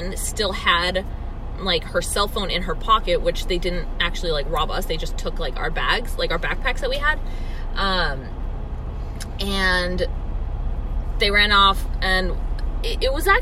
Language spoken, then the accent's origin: English; United States; accent: American